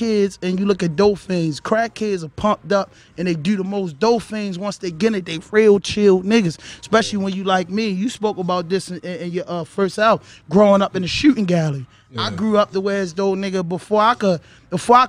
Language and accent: English; Baltimore, Maryland, United States; I'm from Baltimore